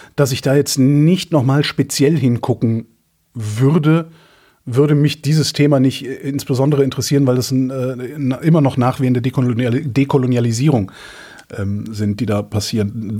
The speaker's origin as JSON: {"language": "German", "country": "Germany", "said": "bin Deutscher"}